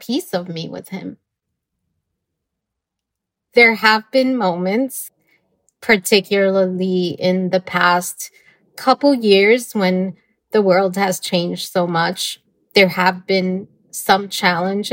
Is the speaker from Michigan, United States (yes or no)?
no; New York City, New York, United States; I was born and raised in New York City